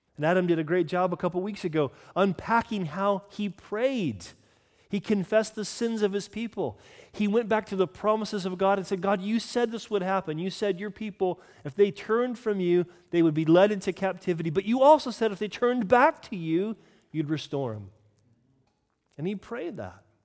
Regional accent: United Kingdom; I'm British

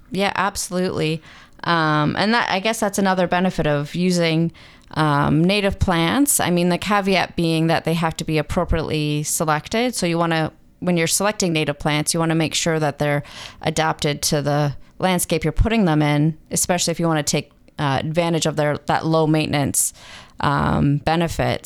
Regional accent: Mississauga, Ontario, Canada; moved away as an adult; also born or lived in Waterloo; now in Muskoka, Canada; I grew up in Mississauga

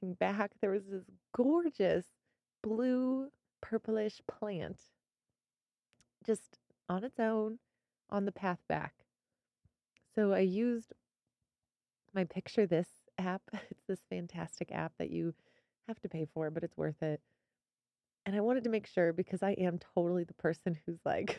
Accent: Missouri, United States; moved away as an adult; now in Colorado, United States; I grew up in Missouri.

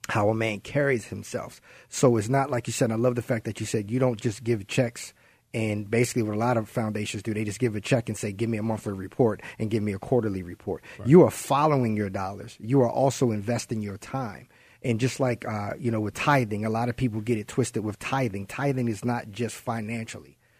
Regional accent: Baltimore, Maryland, United States; moved away; I'm from Baltimore.

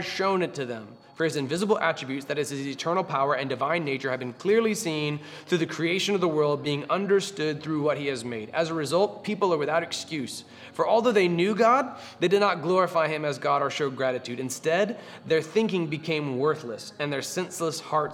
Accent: Florida, United States; I grew up in Florida

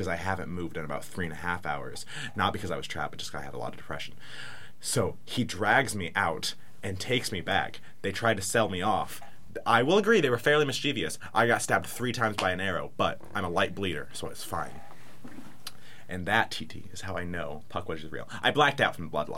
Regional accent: Anderson, Indiana, United States; I grew up in Anderson, Indiana

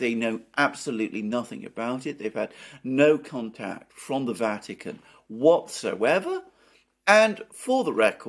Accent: United Kingdom; as a British person

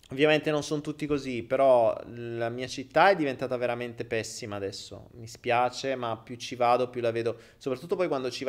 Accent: Sardinia, Italy; moved away; io ripeto, non stando più in Italia, però quando è usavo EcoBank. Bella la Repubblica Ceca, bene, sono sarda, parli della Sardegna

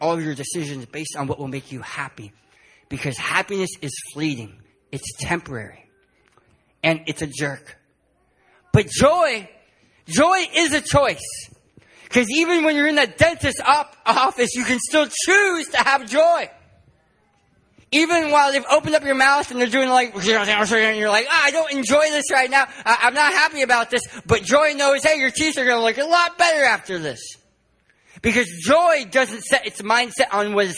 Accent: San Diego, California, United States; My wife and I, to get here, we're from San Diego, California

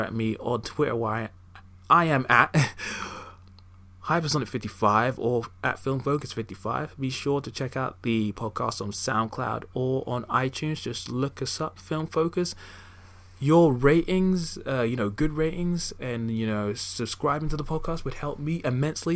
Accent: United Kingdom; in the same cinema in my hometown

